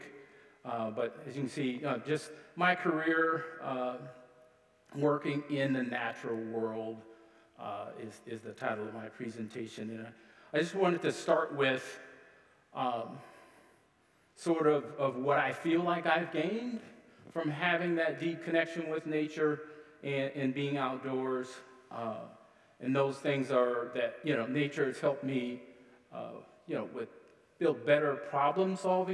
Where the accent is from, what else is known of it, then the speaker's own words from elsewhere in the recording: Columbus, Ohio, United States; moved away as an adult; now in Duluth, United States; Originally, I'm from Columbus, Ohio. Lived there for several decades before I moved to northern Minnesota. I live in Duluth now